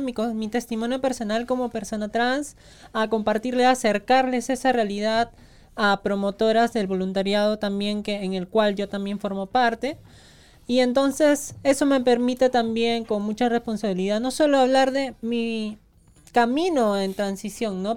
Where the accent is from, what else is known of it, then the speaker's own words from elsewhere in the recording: Peru; sí somos peruanas